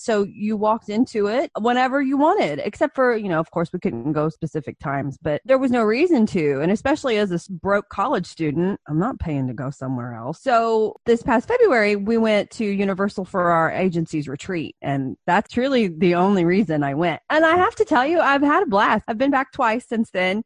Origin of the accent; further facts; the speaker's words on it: Indiana, United States; also born or lived in Orlando, Florida; I grew up in Indiana. I'm from here. I've been here my whole life